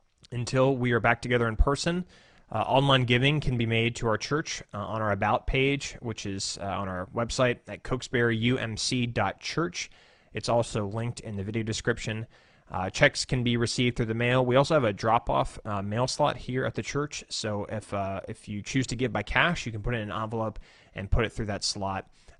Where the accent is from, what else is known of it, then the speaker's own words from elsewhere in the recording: Woodbridge, Virginia, United States; I said, "Actually, I'm not a pastor here. I'm a pastor from Woodbridge, Virginia."